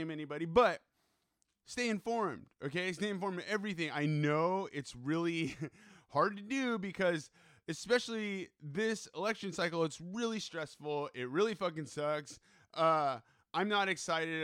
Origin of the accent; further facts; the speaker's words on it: California, United States; now in East Coast, United States; I grew up in California, right? I'm a Californian